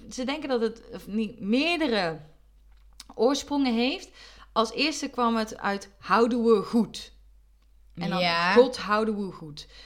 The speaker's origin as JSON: {"language": "Dutch", "region": "North Brabant", "country": "Netherlands", "said": "Terwijl als Brabander ben je gewoon echt gewend om dat te"}